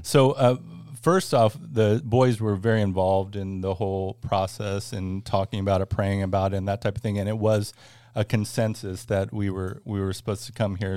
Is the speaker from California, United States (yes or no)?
yes; Northern California, United States; moved away as an adult; now in Florida, United States; born and raised in California, uh, actually Northern California